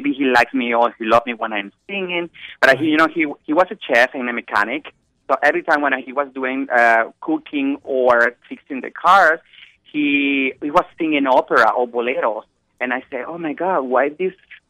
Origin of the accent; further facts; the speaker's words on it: Venezuela; English is a second language; moved away as an adult; now in New York City, United States; when I grew up in Venezuela